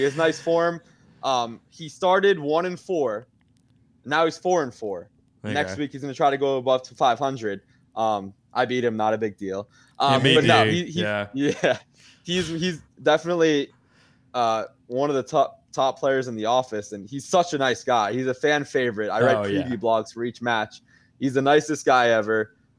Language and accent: English; Florida, United States; So I'm from Florida, but my dad's from New York